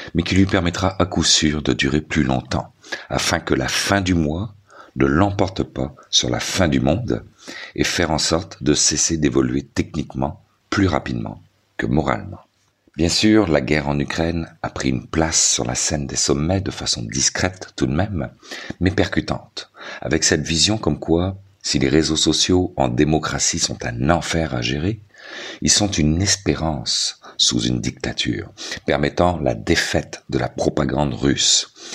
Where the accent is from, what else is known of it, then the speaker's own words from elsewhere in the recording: Quebec, Canada; chez nous, au Québec